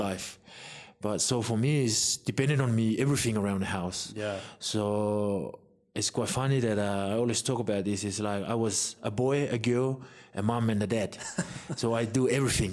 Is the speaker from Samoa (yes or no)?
yes; Samoa; growing up in Samoa